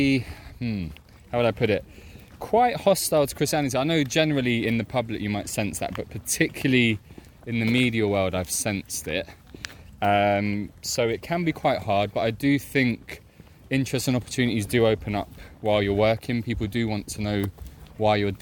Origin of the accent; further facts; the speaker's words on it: London, United Kingdom; I'm from West London